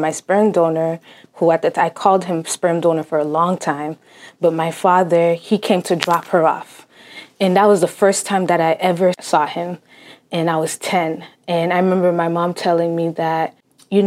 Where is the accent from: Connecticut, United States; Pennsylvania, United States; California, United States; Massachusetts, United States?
Massachusetts, United States; Cambridge; first language Haitian Creole; English is a second language; I was born in Cambridge, Massachusetts, and my family's Haitian